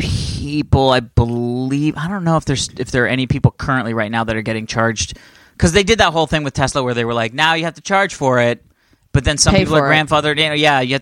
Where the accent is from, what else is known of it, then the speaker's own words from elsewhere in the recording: Ohio, United States; I'm from Ohio.